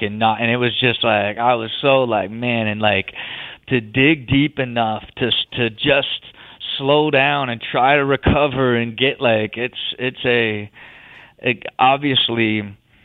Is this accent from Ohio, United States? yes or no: yes; Ohio, United States; I'm born and raised in Ohio